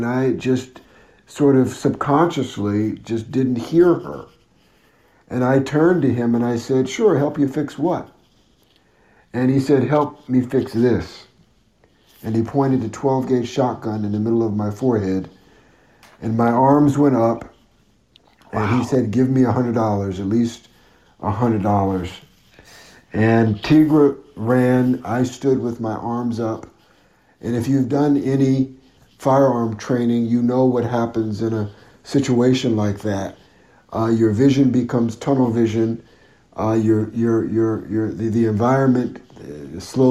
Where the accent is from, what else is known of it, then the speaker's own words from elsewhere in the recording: Connecticut, United States; moved away as an adult; also born or lived in Los Angeles; I'm from Connecticut originally